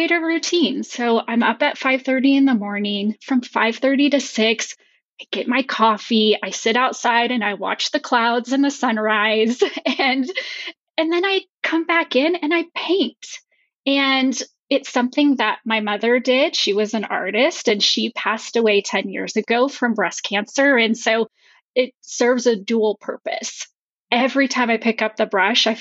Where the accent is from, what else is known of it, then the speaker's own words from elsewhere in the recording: New Mexico, United States; now in Colorado, United States; I grew up in New Mexico and now I live in Colorado with my husband